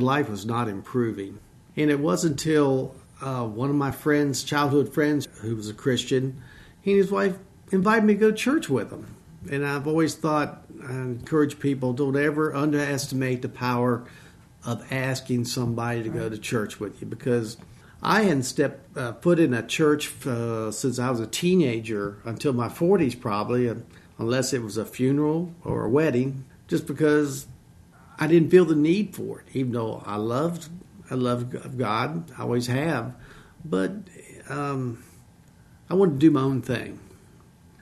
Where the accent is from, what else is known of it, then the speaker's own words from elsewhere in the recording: Harrisonburg, Virginia, United States; I'm from the Shenandoah Valley. I was born here at RMH. Grew up most of my life on a farm.